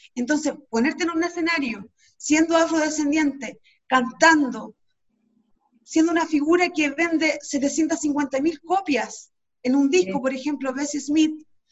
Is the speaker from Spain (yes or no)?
no; Chile; nosotros como chilenos y chilenas